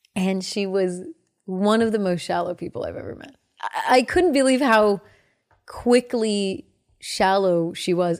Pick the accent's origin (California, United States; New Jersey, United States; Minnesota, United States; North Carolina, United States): California, United States; the Bay Area; I grew up in the Bay. We would go to San Francisco